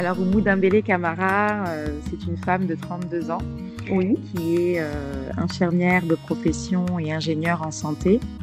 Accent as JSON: {"language": "French", "town": "Bourg-la-Reine", "region": "Île-de-France", "country": "France", "tie": "born or raised there", "moved": "as an adult", "lives_now": "Bamako, Mali", "said": "je suis née et j'ai grandi euh, à Paris"}